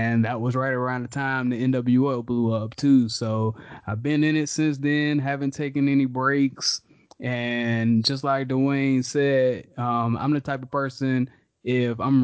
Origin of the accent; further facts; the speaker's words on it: Charlotte, North Carolina, United States; Growing up in Charlotte